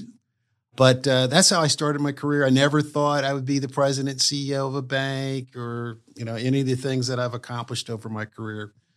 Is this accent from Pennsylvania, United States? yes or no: no; Wilmington, Delaware, United States; moved away; also born or lived in Durham, North Carolina; I grew up in Wilmington, Delaware.